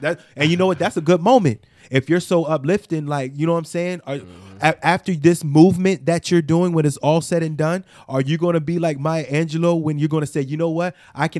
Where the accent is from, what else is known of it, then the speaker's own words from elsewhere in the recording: Bronx, New York, United States; you know, I come from the Bronx, so, you know, everybody's going to need a little bit of financial help